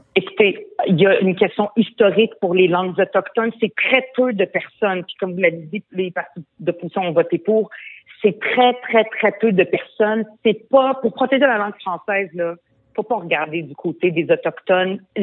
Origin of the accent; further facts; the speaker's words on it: Montreal, Quebec, Canada; French is a second language; je suis arrivée au Québec à l'âge de 10 ans. Je ne parlais pas un mot de français